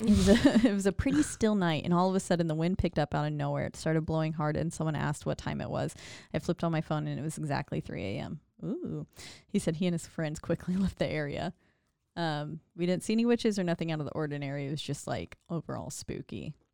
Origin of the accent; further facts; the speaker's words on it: Glendale Springs, North Carolina, United States; now in Waco, United States; in my hometown of Glendale Springs, North Carolina, like where I was born